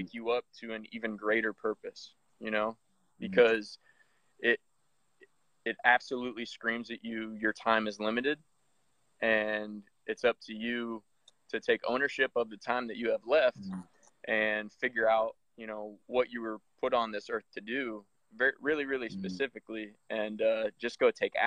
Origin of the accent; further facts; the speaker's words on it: Iowa, United States; moved away as an adult; now in Columbus, United States; Me and my wife live in Columbus, Ohio, and I'm originally from Iowa.